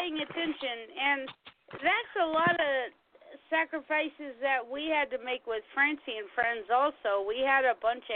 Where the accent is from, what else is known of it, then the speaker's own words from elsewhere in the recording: United States; I'm American.